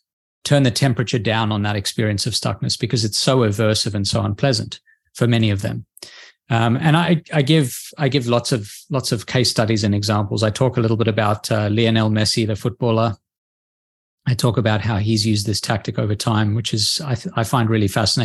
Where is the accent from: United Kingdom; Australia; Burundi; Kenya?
Australia; I'm from Australia.